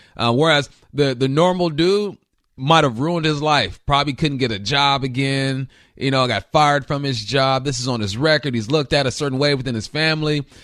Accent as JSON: {"language": "English", "town": "Los Angeles", "region": "California", "country": "United States", "tie": "born or raised there", "said": "I grew up in West"}